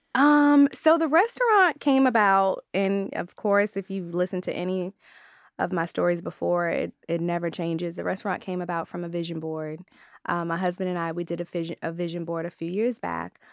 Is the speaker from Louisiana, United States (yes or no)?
no; Maryland, United States; I'm from Maryland